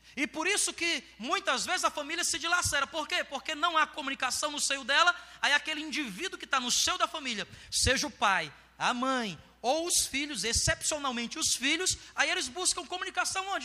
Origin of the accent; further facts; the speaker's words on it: Ceará, Brazil; moved away; Eu nasci lá no Ceará